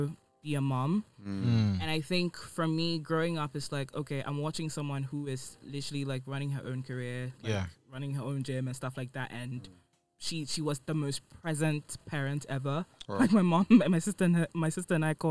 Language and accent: English; Ghana; I grew up in Ghana